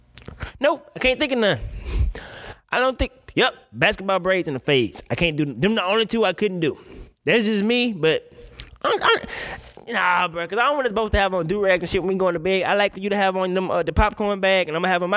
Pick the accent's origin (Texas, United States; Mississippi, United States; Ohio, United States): Mississippi, United States; I'm from Mississippi